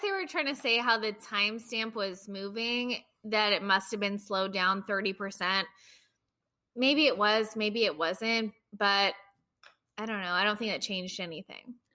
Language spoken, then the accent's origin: English; United States; as an American